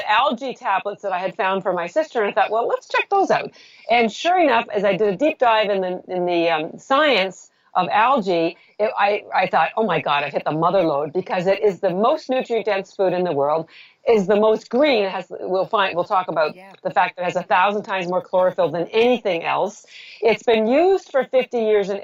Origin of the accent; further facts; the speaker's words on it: Canada; I'm Canadian.